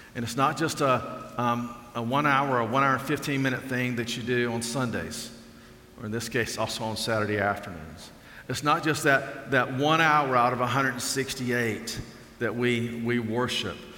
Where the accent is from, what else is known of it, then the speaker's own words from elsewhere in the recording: Alabama, United States; I grew up in Alabama